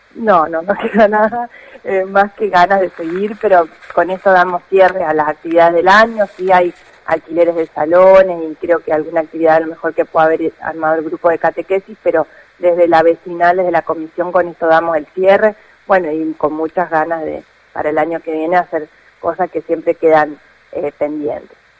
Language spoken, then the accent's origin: Spanish; Sunchales, Santa Fe, Argentina; soy ciudadana oriunda de Sunchales